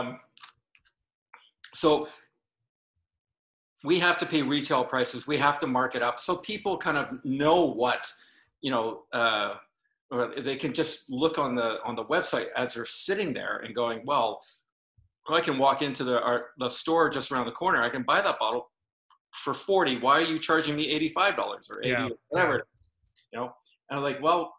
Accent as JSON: {"language": "English", "town": "Vancouver", "region": "British Columbia", "country": "Canada", "tie": "born or raised there", "also_born_or_lived": "United Kingdom", "said": "I was born and raised here, but I spent a lot of time in the UK."}